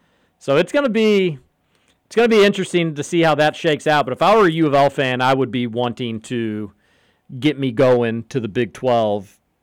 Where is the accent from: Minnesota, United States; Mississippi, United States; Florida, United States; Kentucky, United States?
Kentucky, United States; Louisville; More games in my hometown getting to watch UK.